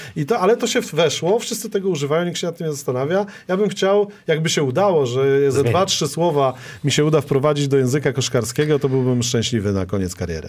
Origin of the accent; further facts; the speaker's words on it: Toruń, Kuyavian-Pomeranian Voivodeship, Poland; ja jestem z Torunia